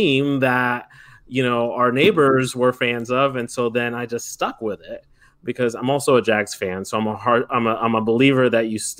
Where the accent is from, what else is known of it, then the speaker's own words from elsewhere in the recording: Kissimmee, Florida, United States; also born or lived in New Jersey; now in New York, United States; I grew up in Central Florida, and there's a lot of vacation homes out there in the particular area that we grew up in near the Kissimmee Poinciana area